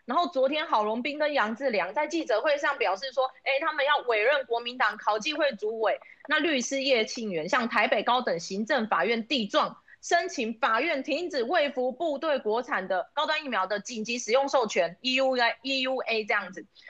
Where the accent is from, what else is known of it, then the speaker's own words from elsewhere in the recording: Taiwan; 我们台湾人